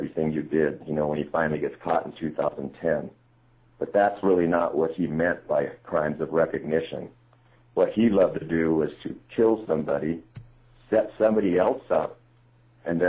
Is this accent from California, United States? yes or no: no; Great Falls, Montana, United States; Great Falls, Montana, my hometown